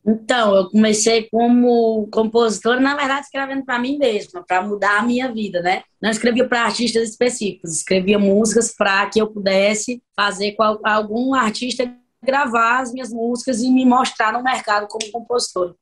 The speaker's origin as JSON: {"language": "Portuguese", "region": "Ceará", "country": "Brazil", "said": "eu sou cearense, eu sou nordestina, e aqui a gente vive o forró"}